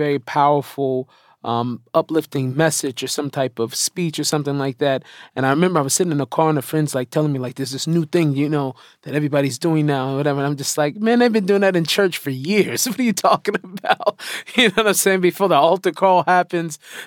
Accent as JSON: {"language": "English", "town": "Seattle", "region": "Washington", "country": "United States", "tie": "born or raised there", "moved": "as an adult", "lives_now": "Israel", "said": "I was born in Seattle to hip-hop parents, got in trouble as a kid"}